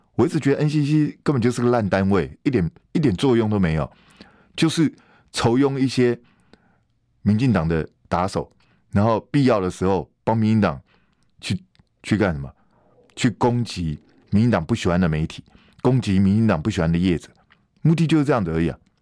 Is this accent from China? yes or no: no; Taiwan; 我们台湾人